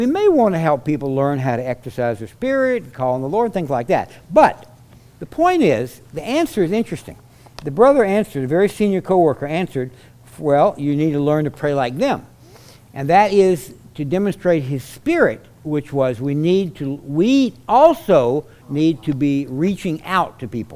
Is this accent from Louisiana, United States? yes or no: yes; South Louisiana, United States; I come from South Louisiana where there's such a high Catholic population